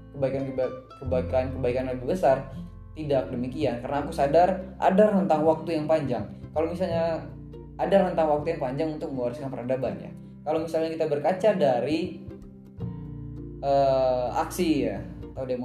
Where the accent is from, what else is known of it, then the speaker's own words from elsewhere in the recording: Jambi, Indonesia; kampung aku lah lebih tepatnya di Kabupaten Kerinci. Nah, kampung baca ini ini ya sekarang sudah masuk ke tahap eh, masih tahap ngumpulin buku. Jadi aku di Jambi ngumpulin teman-teman